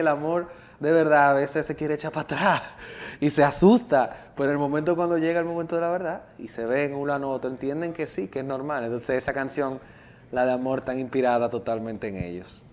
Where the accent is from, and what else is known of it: Dominican Republic